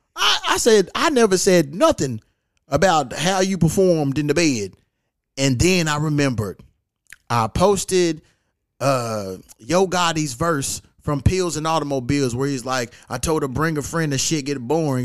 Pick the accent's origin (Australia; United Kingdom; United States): United States; Louisville, Kentucky; moved away; I'm back in my hometown, Louisville, Kentucky.